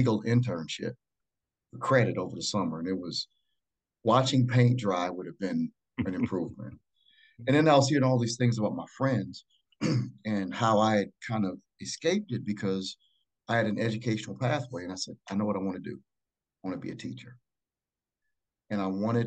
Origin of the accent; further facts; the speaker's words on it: Flint, Michigan, United States; I grew up in Flint, Michigan, and that's essential to how I shaped my approach to education